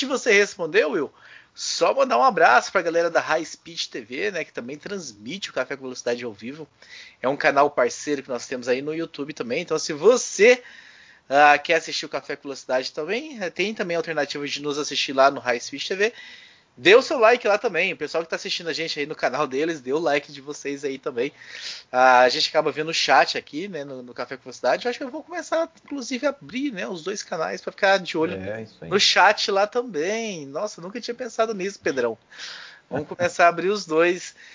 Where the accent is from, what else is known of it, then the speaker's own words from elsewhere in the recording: Goiás, Brazil; quando eu era pequeno, lá em Goiás, né?